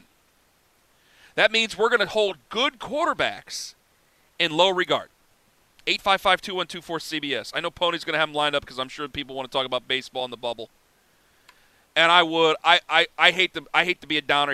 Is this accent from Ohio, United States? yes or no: yes; Cleveland, Ohio, United States; Where I broadcast from, in my hometown, where I live and hopefully where I'll